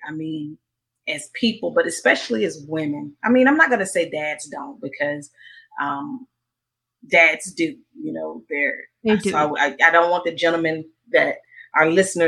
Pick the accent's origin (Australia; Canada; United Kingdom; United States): United States; Mississippi; I grew up in Mississippi in a small town.